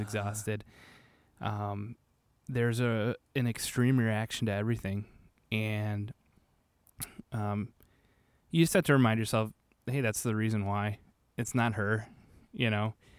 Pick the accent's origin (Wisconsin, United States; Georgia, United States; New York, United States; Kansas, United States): Wisconsin, United States; Manitowoc; also born or lived in Whitewater, Wisconsin; I'm from Manitowoc originally